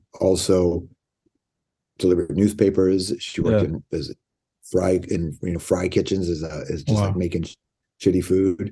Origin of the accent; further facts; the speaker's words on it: Toronto, Ontario, Canada; Toronto. Yeah, I grew up in Toronto